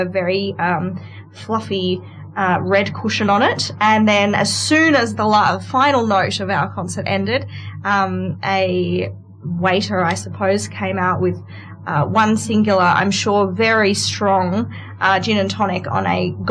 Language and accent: English; Armidale, New South Wales, Australia; also born or lived in London; I was from Armidale